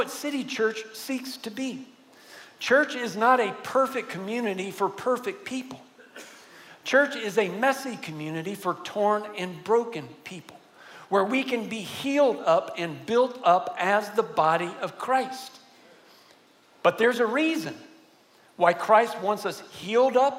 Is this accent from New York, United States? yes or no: no; San Antonio, Texas, United States; also born or lived in Virginia; I grew up here in San Antonio